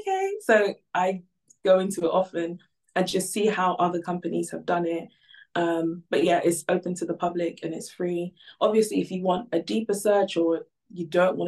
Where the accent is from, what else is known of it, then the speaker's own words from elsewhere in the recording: Ghana; now in United Kingdom; So originally I'm from Ghana.